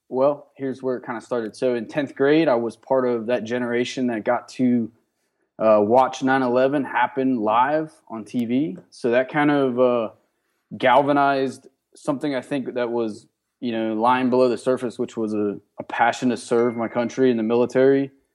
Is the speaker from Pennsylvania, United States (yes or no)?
yes; Johnstown, Pennsylvania, United States; I'm originally from Johnstown, Pennsylvania. It's, uh, western part of Pennsylvania by Pittsburgh